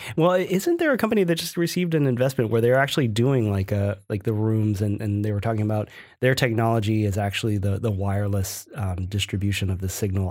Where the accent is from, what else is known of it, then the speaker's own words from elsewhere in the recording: Ohio, United States; where I grew up in Ohio